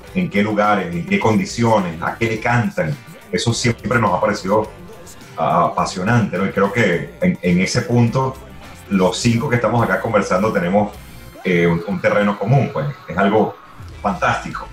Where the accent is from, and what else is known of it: Venezuela